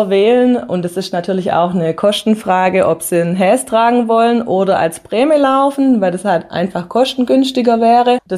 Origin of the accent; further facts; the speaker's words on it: Hüttlingen, Baden-Württemberg, Germany; now in Nattheim, Germany; Ich bin aus Hüttlingen, bin Herzog nach Nattheim und mir hat es dann einfach gefehlt.